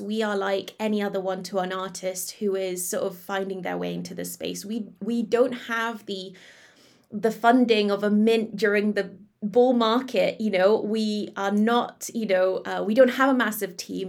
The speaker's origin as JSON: {"language": "English", "country": "Malaysia", "moved": "yes", "said": "back in my home country in Malaysia"}